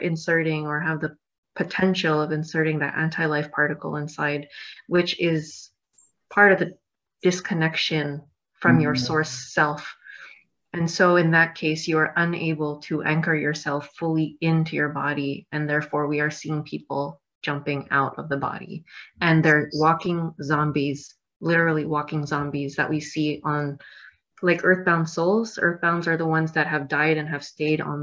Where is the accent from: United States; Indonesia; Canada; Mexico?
Canada; I'm from Canada